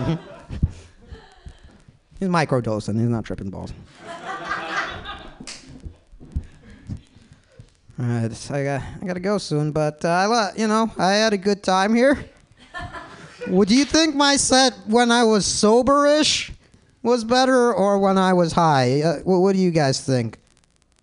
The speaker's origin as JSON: {"language": "English", "town": "Palatine", "region": "Illinois", "country": "United States", "tie": "born or raised there", "moved": "yes", "lives_now": "San Francisco, United States", "said": "I'm from the Midwest too. It sucks. Nobody moves to Palatine, Illinois"}